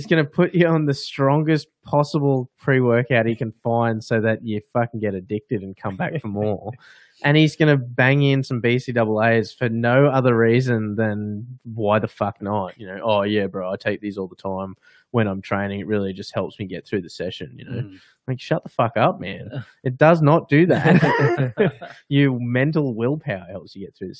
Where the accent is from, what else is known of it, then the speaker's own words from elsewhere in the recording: Australia; we're from Australia